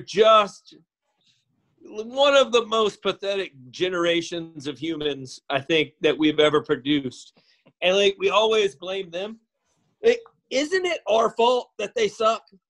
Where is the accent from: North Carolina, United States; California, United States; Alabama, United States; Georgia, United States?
Alabama, United States; Northern; I'm from Northern Alabama